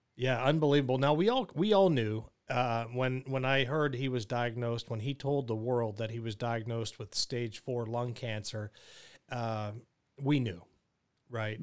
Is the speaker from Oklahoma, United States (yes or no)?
no; Pittsburgh, Pennsylvania, United States; Pittsburgh, my hometown